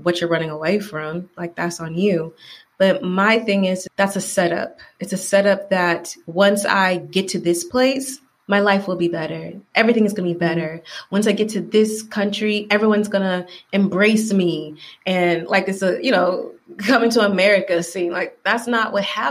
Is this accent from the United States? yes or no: yes; Atlanta, Georgia, United States; moved away as an adult; now in Valencia, Spain; I am from Atlanta